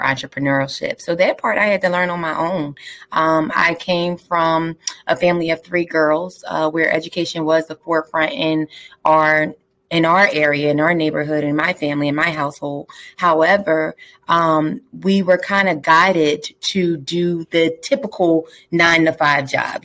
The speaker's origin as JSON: {"language": "English", "town": "Philadelphia", "region": "Pennsylvania", "country": "United States", "tie": "born or raised there", "said": "I'm from Southwest Philadelphia, born and raised"}